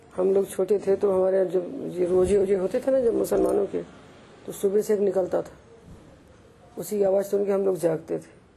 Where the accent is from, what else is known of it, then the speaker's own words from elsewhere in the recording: Madhya Pradesh, India; हमारे तो पूर्वज वहां पैदा हुए थे हम तो एमपी में पैदा हुए